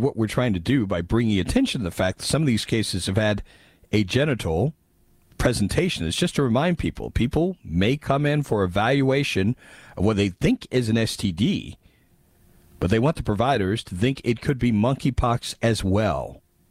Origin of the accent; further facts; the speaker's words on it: Tornado Alley, United States; That idiot was me, of course. I'm from Tornado Alley.